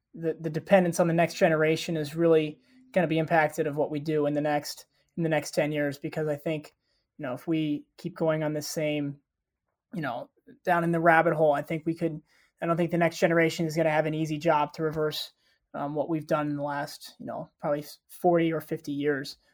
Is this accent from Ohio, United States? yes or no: yes; Ohio, United States; moved away as an adult; now in Coral Gables, United States; I voted by mail back in my home state of Ohio.